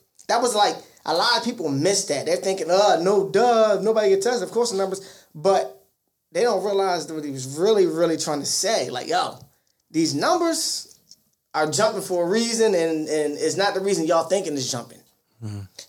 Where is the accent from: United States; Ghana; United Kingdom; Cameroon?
United States; Baltimore, Maryland; when they hear me speak, they know I'm from Baltimore